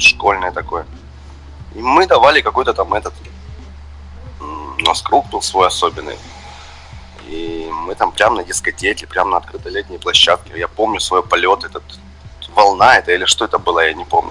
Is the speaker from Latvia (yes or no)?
no; Donetsk, Donetsk Oblast, Ukraine; also born or lived in Pryvillia, Luhansk Oblast; я больше из Донецка, хотя родился в Луганской области